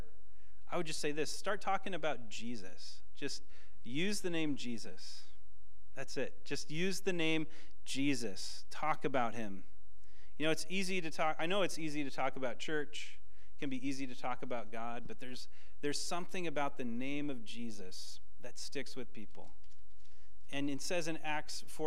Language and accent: English; Washington, United States; I'm from Washington